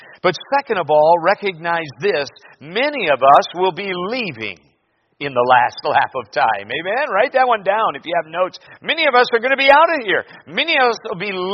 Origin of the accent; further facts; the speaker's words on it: Minnesota, United States; now in Anchorage, United States; my grocery store in my hometown in Minnesota